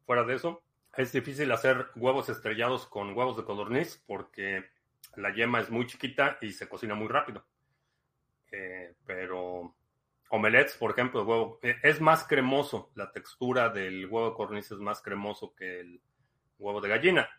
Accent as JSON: {"language": "Spanish", "region": "Mexico City", "country": "Mexico", "said": "me considero chilango"}